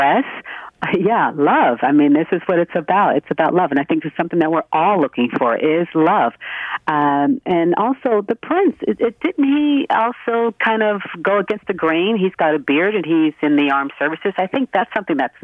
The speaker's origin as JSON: {"language": "English", "region": "Connecticut", "country": "United States", "tie": "born or raised there", "moved": "as an adult", "lives_now": "Toronto, Canada", "said": "I was born in Connecticut, so I have dual citizenship. I've been here in Toronto for more than 20 years"}